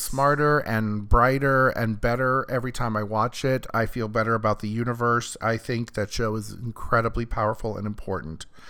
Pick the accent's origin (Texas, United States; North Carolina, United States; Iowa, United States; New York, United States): Iowa, United States; moved away as an adult; now in California, United States; I grew up in Iowa